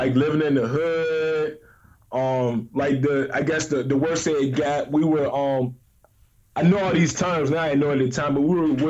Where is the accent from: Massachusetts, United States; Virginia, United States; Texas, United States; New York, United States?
Virginia, United States; Richmond; now in Williamsburg, United States; I grew up in Richmond, but it's about 45 minutes east of Richmond, 45 hours west of Virginia Beach.